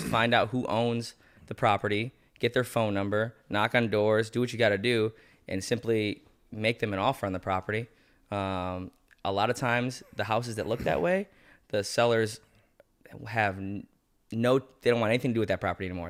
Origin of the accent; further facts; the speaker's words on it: Sandusky, Ohio, United States; now in Cleveland, United States; we're from Sandusky